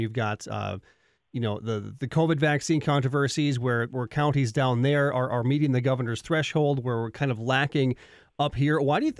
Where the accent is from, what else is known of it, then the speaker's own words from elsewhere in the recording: Staples, Minnesota, United States; moved away as an adult; also born or lived in St. Anthony Village, Minnesota; we're not in Staples. We're an hour from Staples.